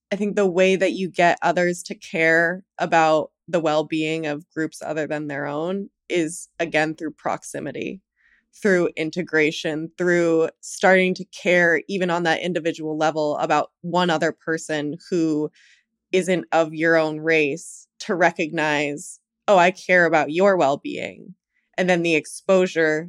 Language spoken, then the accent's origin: English; New York City, New York, United States; grew up in New York City. I grew up in Manhattan and Brooklyn.